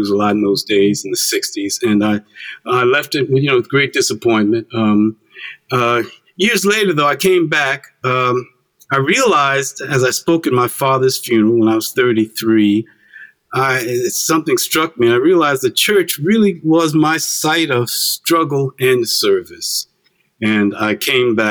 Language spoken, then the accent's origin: English; East Orange, New Jersey, United States; also born or lived in Farmville, Virginia / Newark, New Jersey; we came north to escape all of that, came to Newark and then to East Orange.